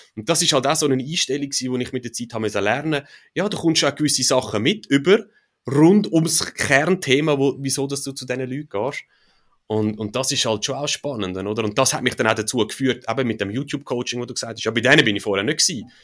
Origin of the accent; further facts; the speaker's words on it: Switzerland; als Schweizer oder in der Schweiz